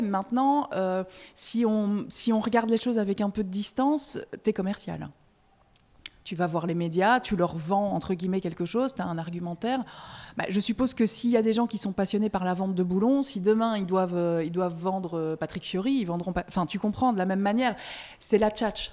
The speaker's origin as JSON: {"language": "French", "country": "Belgium", "moved": "yes", "lives_now": "France", "said": "je suis belge, parfois je, je fais des belgicismes"}